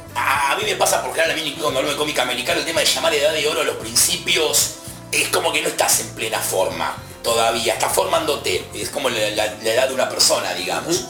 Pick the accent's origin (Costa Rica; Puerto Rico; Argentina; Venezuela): Argentina; Somos argentinos